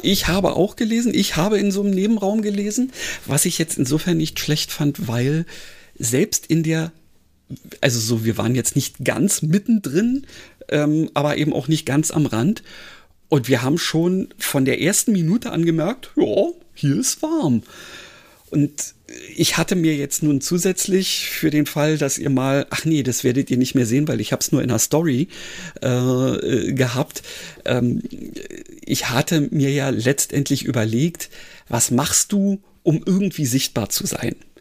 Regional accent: Berlin, Germany; als Berliner

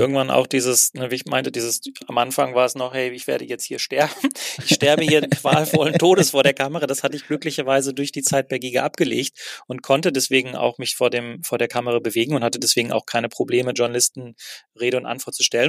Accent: Herne, North Rhine-Westphalia, Germany; moved away as an adult; also born or lived in Berlin; ich habe zwar in Köln gearbeitet, zwei Jahre lang, aber bin jeden Tag von Wanne Eickel nach Köln getigert

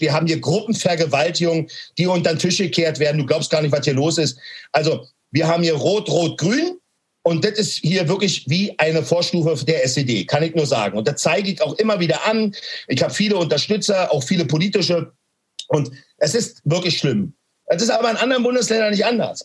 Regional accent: Berlin, Germany; Ich bin in Berlin-Neukölln groß geworden.

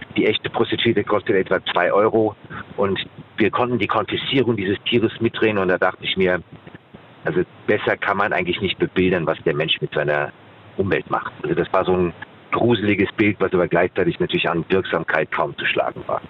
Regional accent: Germany; habe einen Großteil meiner Kindheit am Rhein verbracht

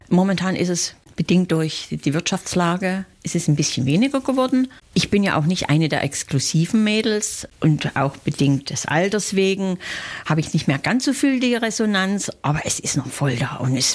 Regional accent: Saxony, Germany; Aus dem Bundesland Sachsen.

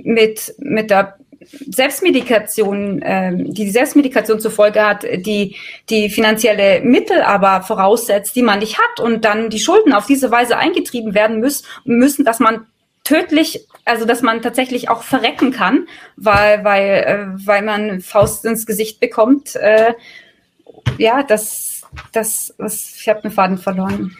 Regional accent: Bavaria, Germany; bei uns in Bayern

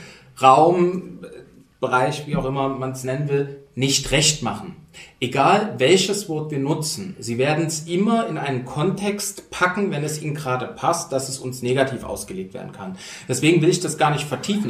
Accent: Dresden, Saxony, Germany; now in Berlin, Germany; ich tatsächlich definiere mich auch eher als Sachse, identifiziere mich mit Sachsen. Wichtig. Und vor allen Dingen Dresdner, also das Gegenteil von Leipzig

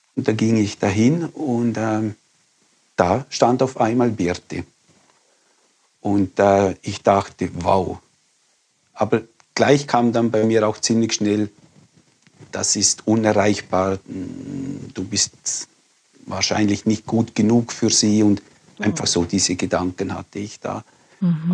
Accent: Liechtenstein; now in Graubünden, Switzerland; Ich bin in Liechtenstein aufgewachsen

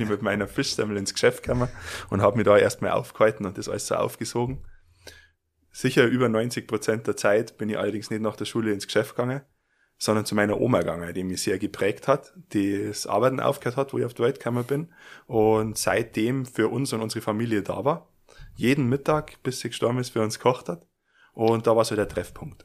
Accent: Garmisch-Partenkirchen, Bavaria, Germany; bei uns in Garmisch

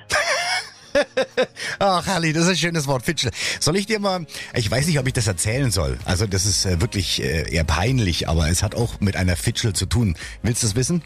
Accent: Saxony, Germany; accent: Saxon

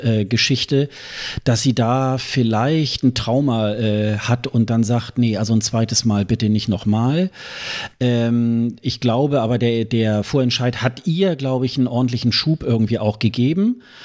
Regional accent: Germany; wir als, als Deutsche

